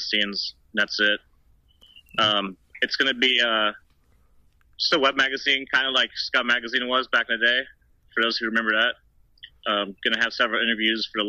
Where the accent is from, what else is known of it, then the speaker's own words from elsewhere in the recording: Austin, Texas, United States; first language German; English is a second language; also born or lived in Germany; I was born in Austin, Texas, and when I was about 6 months old, my parents moved to Germany